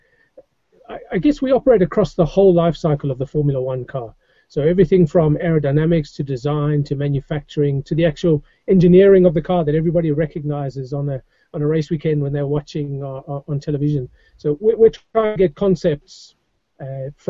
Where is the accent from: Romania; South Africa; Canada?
South Africa; moved away as an adult; now in England, United Kingdom; I grew up in South Africa